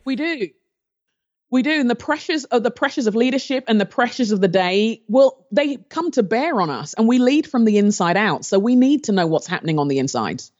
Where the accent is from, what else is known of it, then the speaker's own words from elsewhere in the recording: London, United Kingdom; moved away; also born or lived in Nigeria; I grew up in London in the, um, I was born in the seventies, and the time where I was growing up in London, there was a lot of racial tension